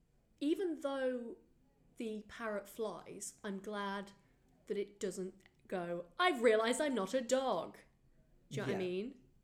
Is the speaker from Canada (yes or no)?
no; Wales, United Kingdom; I'm famously Welsh.